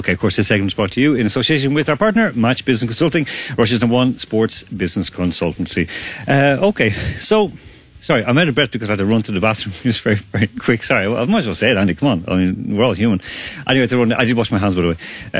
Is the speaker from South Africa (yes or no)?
no; Ireland; also born or lived in Croatia; I know too well, I grew up with this in Ireland and I grew up with this whole situation.